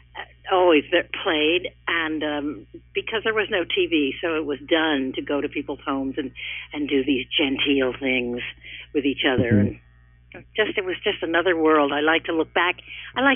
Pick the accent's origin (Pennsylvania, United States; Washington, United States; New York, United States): New York, United States; New York City; I was raised on Staten Island